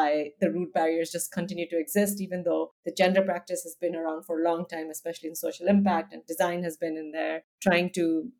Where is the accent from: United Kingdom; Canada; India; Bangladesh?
India; also born or lived in United States; now in Amsterdam, Netherlands; I grew up in India. I'm from India. I live now in Amsterdam